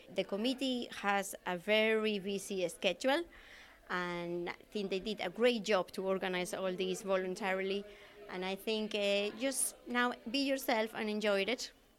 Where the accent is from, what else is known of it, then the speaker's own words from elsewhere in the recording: Spain; moved away as an adult; now in Manorhamilton, Ireland; I'm originally from Spain, but I'm living in Ireland for the last 20 years.